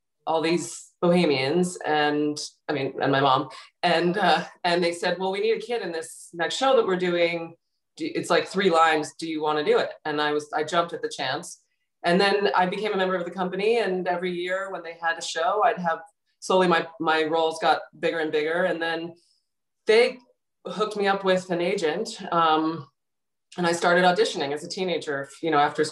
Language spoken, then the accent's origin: English; New York City, New York, United States; I'm born and raised in New York City